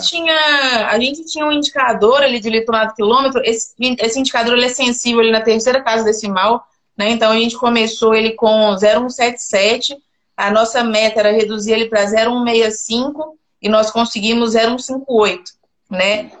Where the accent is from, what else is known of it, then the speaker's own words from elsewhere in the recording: Belo Horizonte, Minas Gerais, Brazil; moved away as an adult; now in Goiás, Brazil; Sou de BH